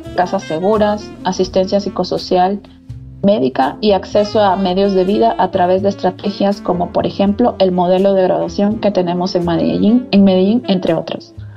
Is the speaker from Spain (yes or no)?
no; Peru; moved away as an adult; also born or lived in Thailand / Costa Rica / Lebanon / Sierra Leone; now in Colombia; soy economista eh, de Perú